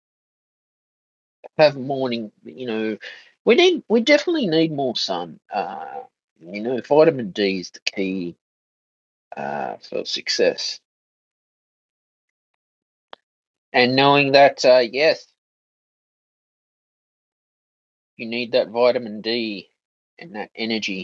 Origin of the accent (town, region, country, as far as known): Australia